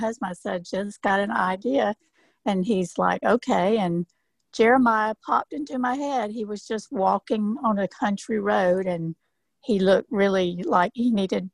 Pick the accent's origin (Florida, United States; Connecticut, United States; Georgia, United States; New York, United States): Georgia, United States; moved away; I grew up in Georgia on a farm.